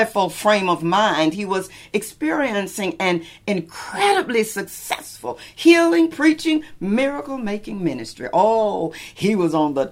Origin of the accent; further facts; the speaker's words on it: Lubbock, Texas, United States; now in California, United States; my own hometown in Lubbock, Texas